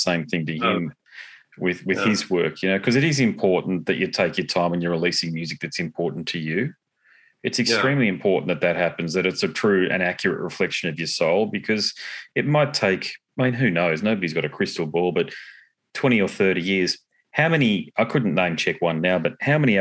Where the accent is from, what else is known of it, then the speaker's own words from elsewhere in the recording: Australia; I'm Australian